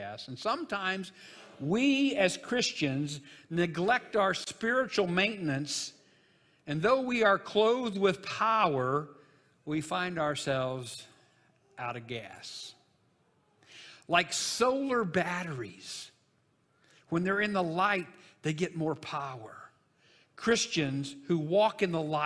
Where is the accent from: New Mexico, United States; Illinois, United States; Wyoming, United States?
Illinois, United States; Jonesboro; the little funeral home that was in my hometown, Jonesboro, Illinois